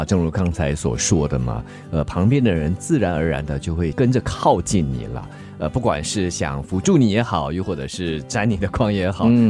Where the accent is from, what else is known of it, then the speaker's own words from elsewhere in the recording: Singapore; 我们新加坡这边